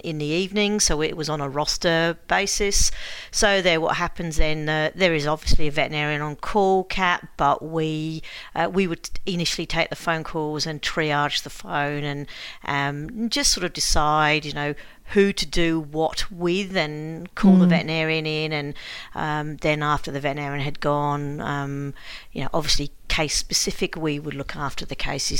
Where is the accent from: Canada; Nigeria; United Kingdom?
United Kingdom; Bedford, East of England; moved away as an adult; also born or lived in United States; now in Australia; originally I'm from England, from Bedford in the UK